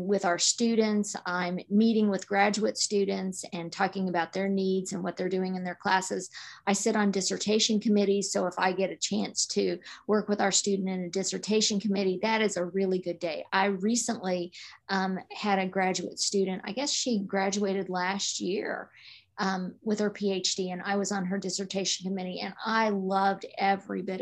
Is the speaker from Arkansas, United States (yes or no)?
yes; Arkansas, United States; moved away as an adult; also born or lived in Missouri / Kansas / Illinois; I grew up in Arkansas